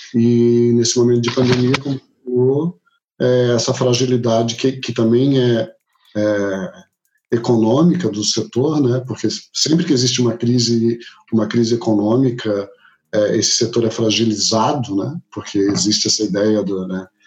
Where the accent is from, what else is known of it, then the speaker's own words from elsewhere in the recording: Florianópolis, Santa Catarina, Brazil; E sou nascido em Florianópolis, trabalho aqui